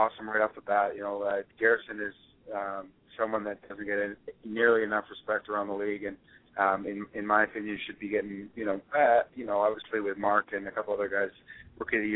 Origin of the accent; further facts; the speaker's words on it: Victoria, British Columbia, Canada; I grew up in Victoria